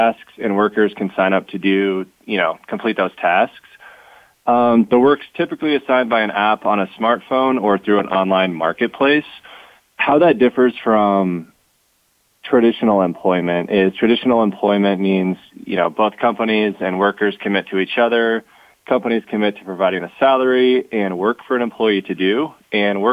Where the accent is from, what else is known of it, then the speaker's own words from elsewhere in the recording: Omaha, Nebraska, United States; I'm from Omaha, Nebraska.